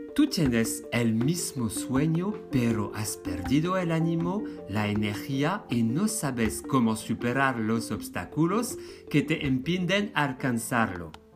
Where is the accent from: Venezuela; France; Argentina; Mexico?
France; Spanish is a second language; moved away as an adult; now in Spain; un hombre francés de 45 años.